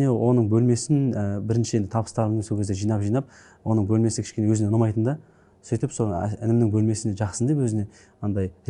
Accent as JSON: {"language": "Kazakh", "country": "Kazakhstan", "tie": "born or raised there", "said": "ауылда өстім бес жасыма дейін алты жасыма дейін ауылда өстім әжемнің қолында"}